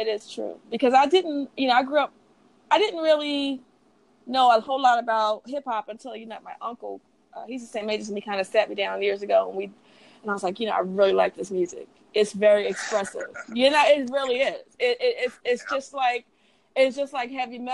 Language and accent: English; Philadelphia, Pennsylvania, United States; also born or lived in Dallas; I was raised in Philadelphia